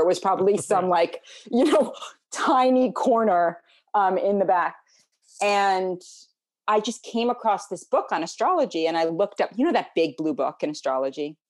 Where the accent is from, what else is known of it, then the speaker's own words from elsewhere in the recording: New York City, New York, United States; also born or lived in Connecticut / New Zealand; I grew up in New York City.